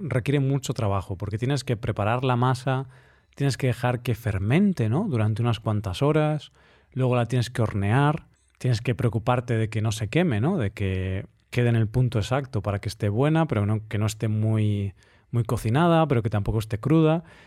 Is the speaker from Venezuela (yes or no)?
no; Spain; como español, que llevaba toda mi vida comiendo pan